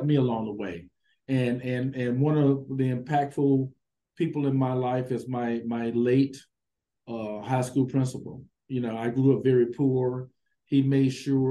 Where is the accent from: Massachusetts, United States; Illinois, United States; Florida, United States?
Illinois, United States; East St. Louis; I grew up in East St. Louis, Illinois.